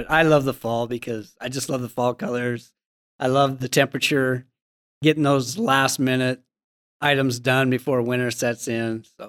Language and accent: English; Montana, United States; I'm from Central Montana, and we've had two brutal drought years.